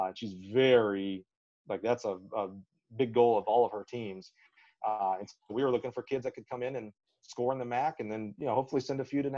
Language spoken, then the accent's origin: English; Alabama, United States; accent: Southern; I used to have a great Southern accent, growing up in Alabama. Now I'm boring. I'm in the middle of the road accent.